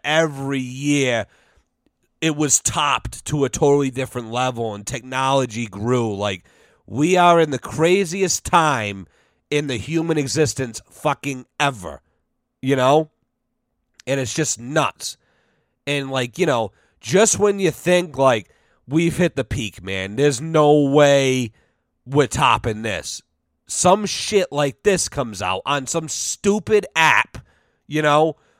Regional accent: United States; as an American

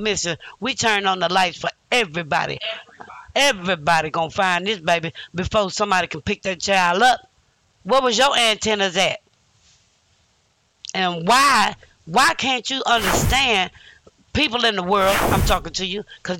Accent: Illinois, United States; also born or lived in Louisiana; I'm from Illinois, you know, by way of Louisiana

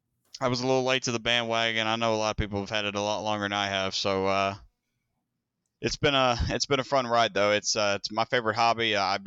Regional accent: Indiana, United States; That's where we're from. We're from Southern Indiana. Yeah, right across the river from Louisville.

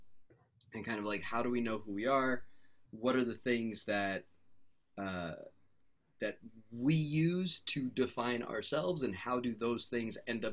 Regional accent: United States; also born or lived in Canada / Beirut, Lebanon; I was raised in the States

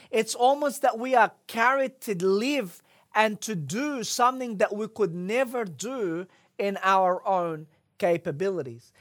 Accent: Egypt; moved away; growing up in Egypt

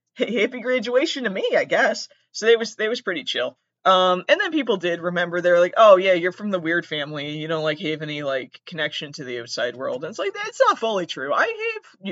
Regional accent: Southern Massachusetts, United States; I'm from Massachusetts

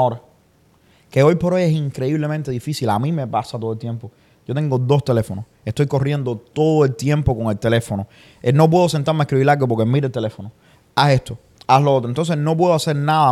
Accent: Santa Clara, Villa Clara, Cuba; moved away as an adult; now in United States; yo soy de Santa Clara

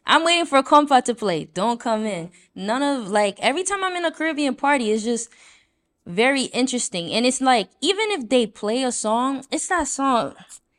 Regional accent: New York City, New York, United States; just growing up in New York, and I don't know about Shelter experience, I also feel like just being Haitian

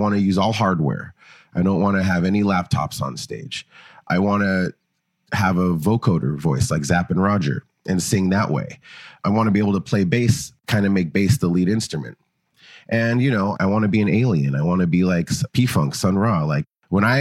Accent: Los Angeles, California, United States; moved away; also born or lived in Oakland, San Francisco Bay Area; I grew up in Los Angeles.

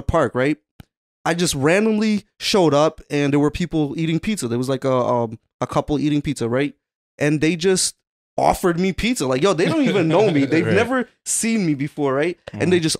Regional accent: Waterbury, Connecticut, United States; now in Newington, United States; I'm originally from Waterbury, and I recently moved to Newington.

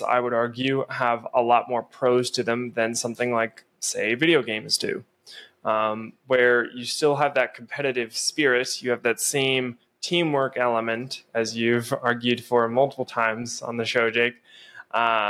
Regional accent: Pennsylvania, United States; now in South Dakota, United States; back where we grew up in Pennsylvania

